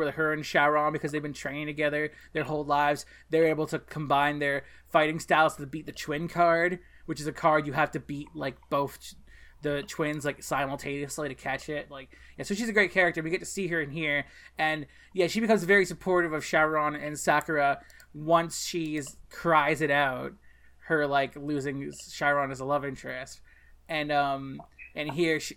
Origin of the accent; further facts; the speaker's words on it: Canada; I'm from Canada, and my high school was exactly like Japanese schools